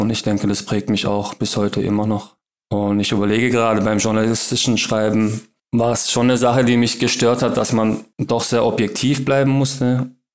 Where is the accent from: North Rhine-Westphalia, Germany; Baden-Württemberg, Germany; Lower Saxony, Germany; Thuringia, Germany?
Baden-Württemberg, Germany; Heilbronn; also born or lived in Berlin; meine Heimatstadt hier, auf Heilbronn